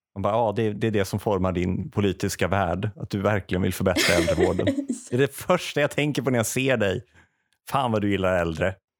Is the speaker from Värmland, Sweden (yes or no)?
yes; Säffle, Värmland, Sweden; moved away as an adult; also born or lived in Uppsala; jag är uppväxt värmlänning.